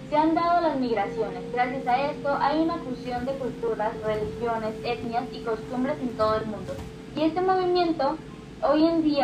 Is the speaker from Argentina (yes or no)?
no; Colombia